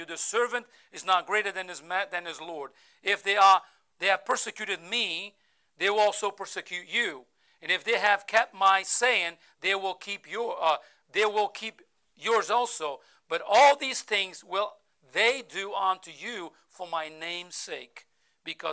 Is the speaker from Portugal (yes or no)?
yes; Portugal; first language Portuguese; English is a second language; now in United States; I'm not an American, I'm an American citizen, but I Portuguese by birth